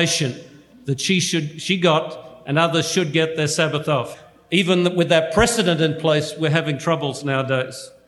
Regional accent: Australia; moved away; I come from Australia

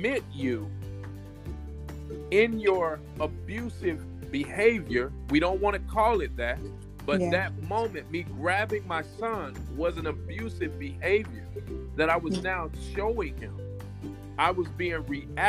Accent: Alabama, United States; I'm born and raised in Alabama.

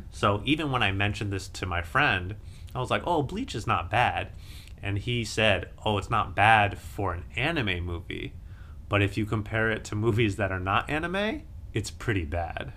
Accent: United States; as an American

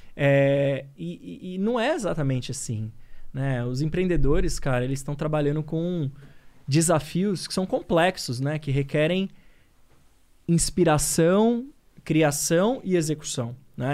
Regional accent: São Paulo, Brazil; moved away; also born or lived in Minas Gerais; Eu sou paulistano da Zona Leste, meu. Sou nascido em São Miguel Paulista

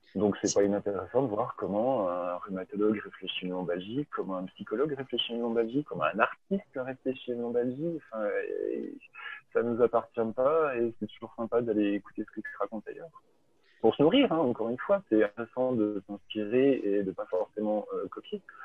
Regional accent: Belfort, Bourgogne-Franche-Comté, France; moved away; also born or lived in Paris; je suis, comme Vincent Kagelschmidt, je suis de, de l'Est de la France, en, Belfort

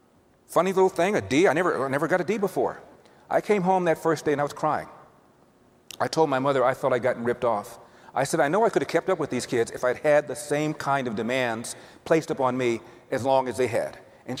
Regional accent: Los Angeles, California, United States; But I was bused from Crenshaw because I had exhausted all the Spanish.

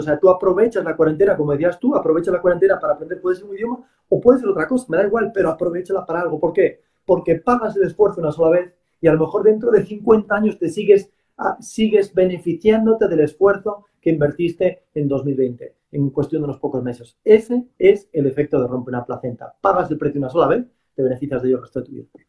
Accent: Galicia, Spain; que no soy vasco, soy gallego

